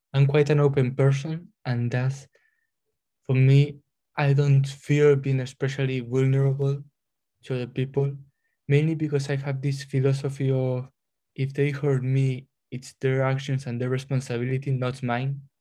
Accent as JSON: {"language": "English", "country": "Spain", "moved": "as an adult", "lives_now": "Glasgow, United Kingdom", "said": "I come from Spain, I'm a third year chemistry student doing masters in well in Glasgow here"}